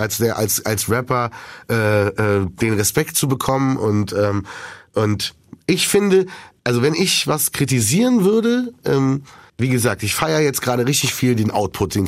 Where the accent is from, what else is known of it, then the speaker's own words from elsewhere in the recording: Berlin, Germany; ich komme ja aus Berlin, ich kenne die Sonderallee